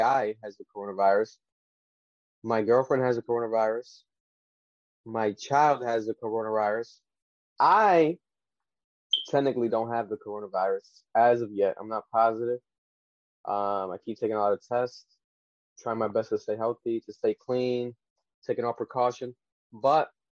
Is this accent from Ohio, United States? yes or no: no; Rhode Island, United States; we're from Rhode Island, the smallest state in the country of the United States